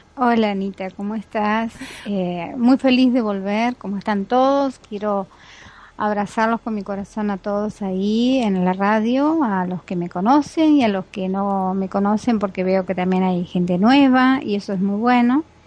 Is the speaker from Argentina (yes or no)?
yes; Argentina; soy argentina